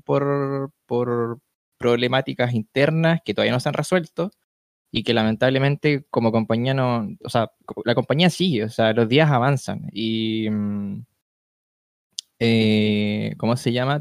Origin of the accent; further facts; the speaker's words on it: Chile; aquí en mi país